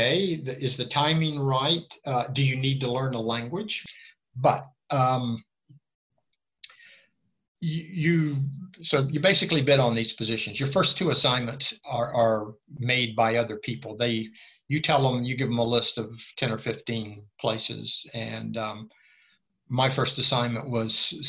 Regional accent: Tampa, Florida, United States; moved away as an adult; now in Sweden; I grew up in Tampa, a Spanish-speaking town

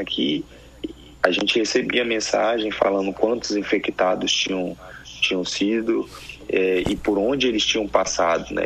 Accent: Manaus, Amazonas, Brazil; also born or lived in Bahia; now in South Korea; apesar de eu ser de eu ser baiano eu mudei muito cedo. Com um ano de idade eu fui para Manaus

